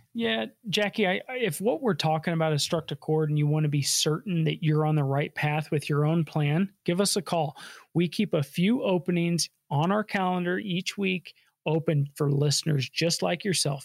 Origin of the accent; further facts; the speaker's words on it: Colorado, United States; I was born and raised here in Colorado.